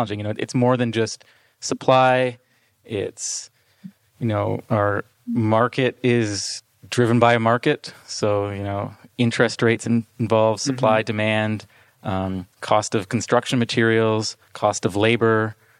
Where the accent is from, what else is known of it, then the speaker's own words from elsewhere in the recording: Toronto, Ontario, Canada; I'm an architect born and raised in Toronto, Ontario